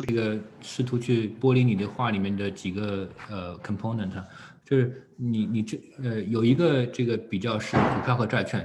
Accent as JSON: {"language": "Chinese", "country": "China", "said": "我们作为中国人的这个文化背景或者，嗯，习惯"}